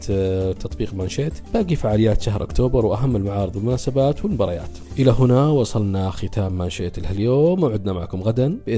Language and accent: Arabic; Saudi Arabia